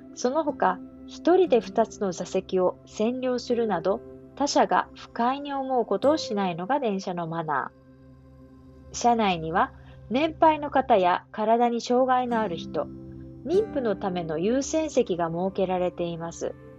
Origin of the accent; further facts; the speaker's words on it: Japan; 日本人の私